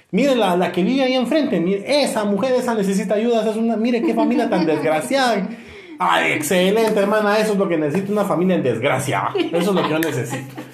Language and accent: Spanish; Guatemala; yo soy de Guate.